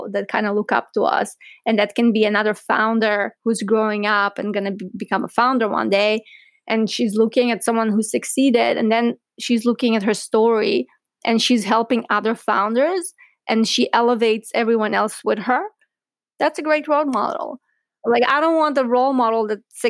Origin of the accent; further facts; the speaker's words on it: Southern District, Israel; also born or lived in Ukraine; So I was born in Ukraine. And when I was 5 years old, my family immigrated to Israel. And growing up in Israel, I lived in a small town in South Israel